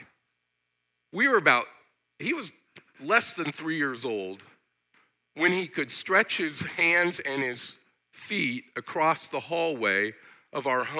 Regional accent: United States; I as an American

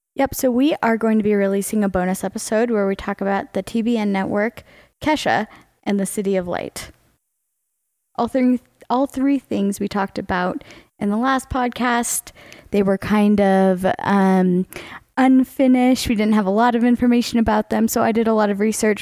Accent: Charlotte, North Carolina, United States; growing up in Charlotte, North Carolina

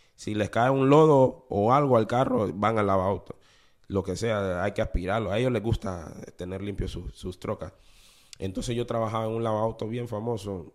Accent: Honduras; moved away as an adult; also born or lived in Panama City, Panama; now in New Orleans, United States; para mi edad de, los 19, por ahí 20 años, yo, yo salí de Honduras

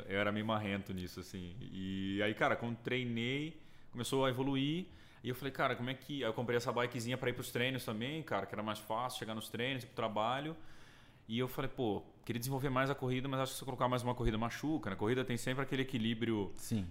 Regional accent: Brasília, Federal District, Brazil; moved away as an adult; now in São Paulo, Brazil; sou de Brasília, né? Nascido e criado

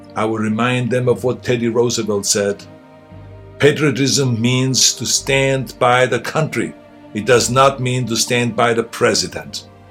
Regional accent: Austria; moved away as an adult; now in United States; I grew up in Austria

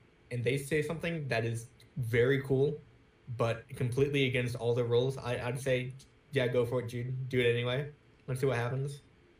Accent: on the Georgia-Florida line, United States; moved away; also born or lived in Virginia Beach, Virginia; I was a country boy until I moved from Georgia to Virginia Beach.

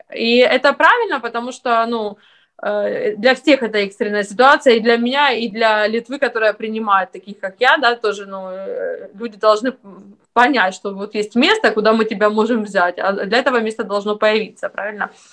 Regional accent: Ukraine; moved away as an adult; now in Lithuania; я с Украины

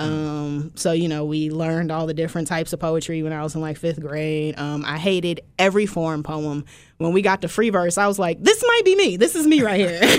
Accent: Philadelphia, Pennsylvania, United States; also born or lived in Willingboro, New Jersey; now in Baton Rouge, United States; I was born in Philly, raised there most of my life

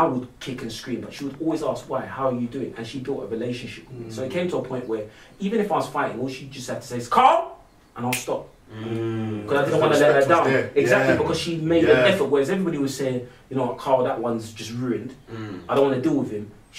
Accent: Barking, London, United Kingdom; I'm from Barking, man, come on. We're all disruptive.

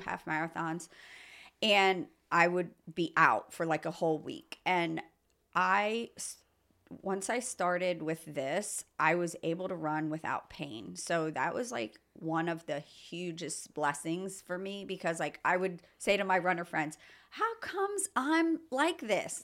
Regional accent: Lebanon, Pennsylvania, United States; also born or lived in Philadelphia / Phoenixville / Ohio; I grew up in Pennsylvania my whole life, basically Mount Gretna, Lebanon.

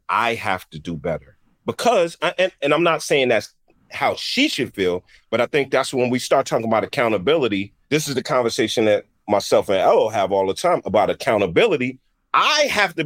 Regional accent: New York City, New York, United States; I'm from the Bronx

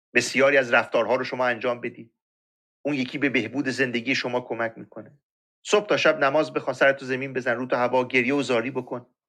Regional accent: Iran; ما ایرانی هستیم

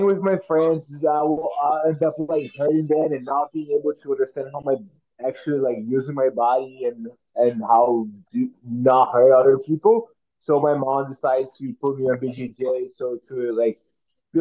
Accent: Presidente Prudente, São Paulo, Brazil; English is a second language; moved away as an adult; now in Vancouver, Canada; growing up in Brazil, we do not do much American football

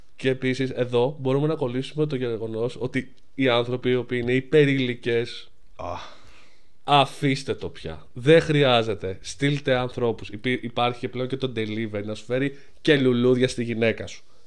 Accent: Greece; όλοι σαν Έλληνες

